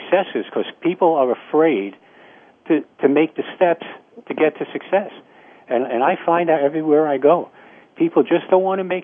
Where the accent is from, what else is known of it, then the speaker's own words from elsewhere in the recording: New York City, New York, United States; now in Florida, United States; I was born and raised in New York City